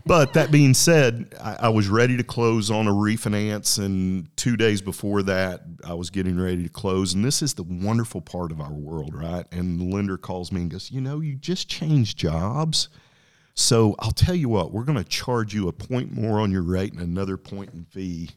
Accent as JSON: {"language": "English", "town": "Lubbock", "region": "Texas", "country": "United States", "tie": "born or raised there", "said": "where'd you grow up? And I said, hey, Lubbock, Texas."}